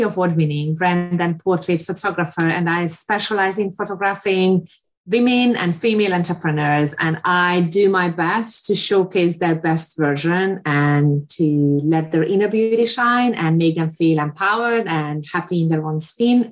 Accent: Hungary; now in London, United Kingdom; I grew up in Hungary. That's an Eastern European country behind the Iron Curtain.

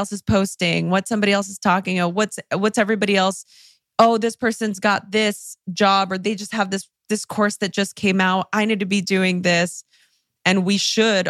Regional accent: Los Angeles, California, United States; English is a second language; I grew up in East LA during the LA riots

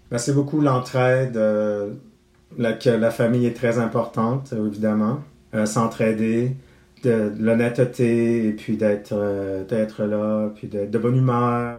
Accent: La Beauce, Quebec, Canada; moved away as an adult; also born or lived in Toronto; now in Montreal, Canada; j'habite euh, à Montréal et euh, je suis originaire de La Beauce, tout près de Québec

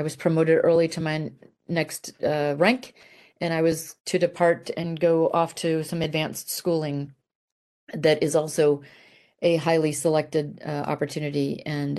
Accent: Italy; I grew up in Italy as a military brat, and probably emphasis on the B for brat in my case

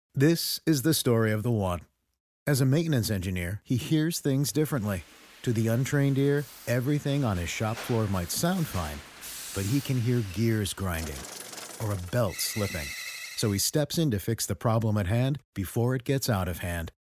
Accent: Midwest, United States; I grew up in the Midwest

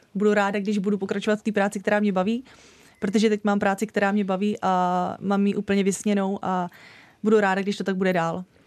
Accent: Dačice, South Bohemian Region, Czechia; moved away; also born or lived in Znojmo; já jsem od malička chodila do pěveckého sboru u nás v Dačicích

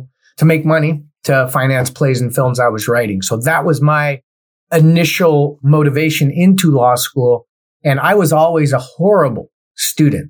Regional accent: Cerritos, California, United States; also born or lived in Los Angeles, California; I grew up in a city called Cerritos, California, which is right on the outskirts of L.A. County and Orange County

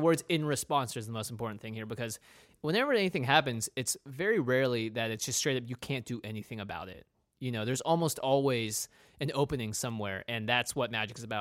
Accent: Pacific Northwest, United States; We grew up in the Pacific Northwest.

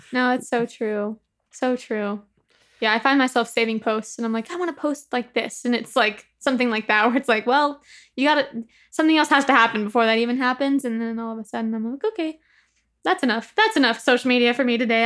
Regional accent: Upland, California, United States; I grew up in the Inland Empire, so like Upland, California

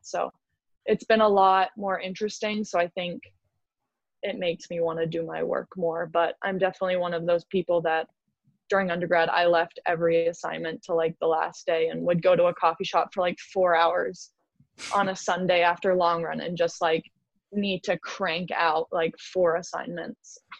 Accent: Canada; Canadians love to drink, so I feel like I have to like back up my people on

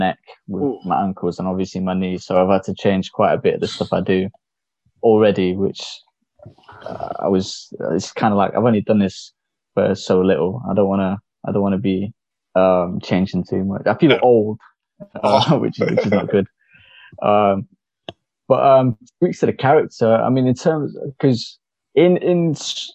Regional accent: Mumbai, Maharashtra, India; moved away; I was born in Mumbai. I come from the gullies, as we call it, the streets.

